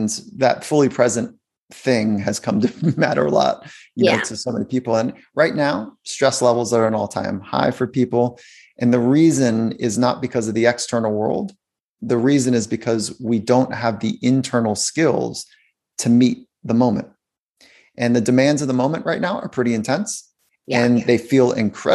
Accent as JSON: {"language": "English", "area": "South Bay, Los Angeles", "region": "California", "country": "United States", "tie": "born or raised there", "said": "I grew up in California"}